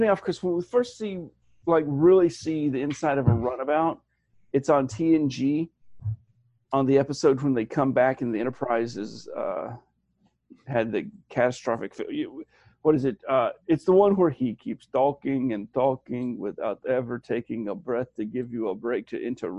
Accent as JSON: {"language": "English", "region": "Alabama", "country": "United States", "tie": "born or raised there", "said": "We had the ACT in my hometown. Okay. Alabama was one of those states."}